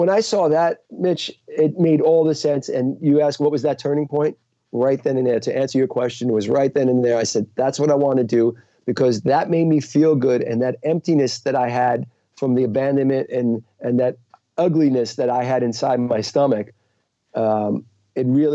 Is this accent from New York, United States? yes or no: yes; New York City, New York, United States; I grew up in the Bronx, New York.